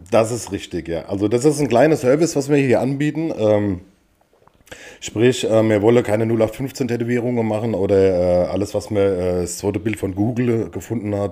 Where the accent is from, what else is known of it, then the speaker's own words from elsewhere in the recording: Wiesen, Bavaria, Germany; moved away; wir kommen quasi aus dem Landkreis Aschaffenburg, in dem Fall äh, aus Wiesen im Spessart